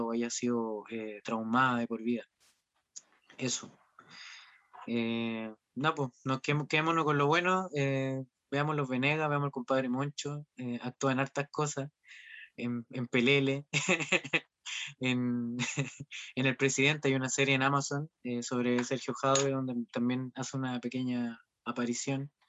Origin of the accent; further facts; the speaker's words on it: Chile; cómo somos como chilenos